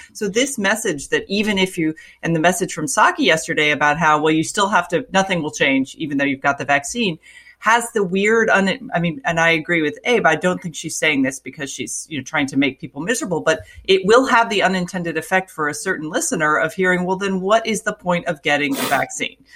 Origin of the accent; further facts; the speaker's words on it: Florida, United States; moved away; Florida, it's my home state